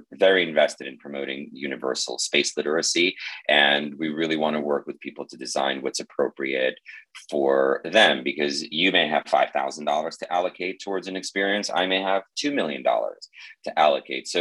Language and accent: English; Moscow, Russia; moved away; I was born in Moscow